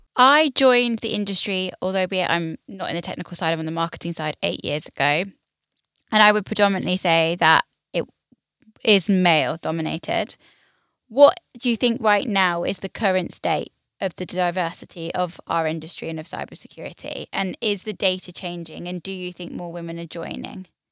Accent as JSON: {"language": "English", "country": "United Kingdom"}